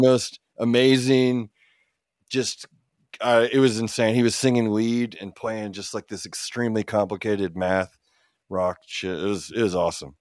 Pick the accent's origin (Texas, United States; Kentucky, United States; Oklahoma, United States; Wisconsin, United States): Oklahoma, United States; Oklahoma City; also born or lived in Illinois; I was born in Illinois, for instance, but most of our formative years and into now, we've lived in Oklahoma, I've lived in Oklahoma for all but one year of my life